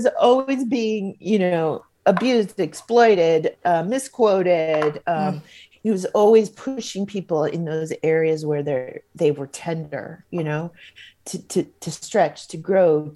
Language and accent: English; Hawaii, United States; my home state of Hawaii